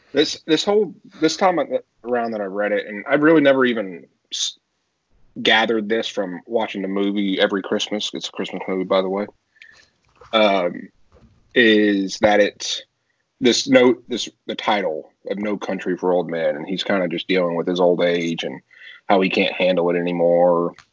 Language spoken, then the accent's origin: English; Texas, United States; now in South Carolina, United States; I'm originally from Texas